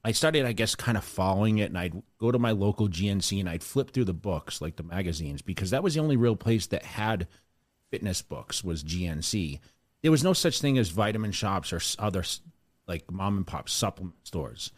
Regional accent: Sterling, Massachusetts, United States; moved away; I grew up in Sterling

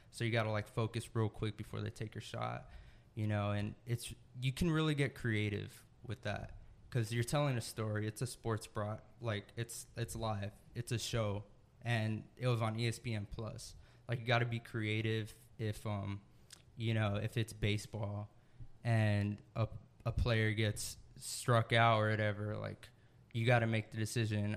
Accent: San Antonio, Texas, United States; also born or lived in Greensboro, North Carolina / San Marcos, Texas; now in Austin, United States; I was born in Greensboro, North Carolina. Not many people know that. Moved to San Antonio when I was a baby. So I pretty much spent my whole life in San Antonio up until college.

